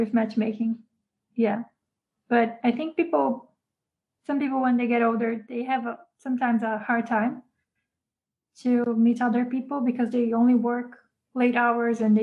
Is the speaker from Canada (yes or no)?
no; Brazil; now in Japan; I grew up in Brazil